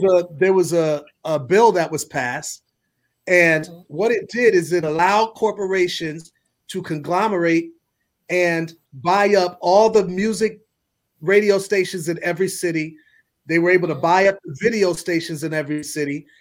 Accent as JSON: {"language": "English", "town": "Milwaukee", "region": "Wisconsin", "country": "United States", "said": "I'm from Milwaukee"}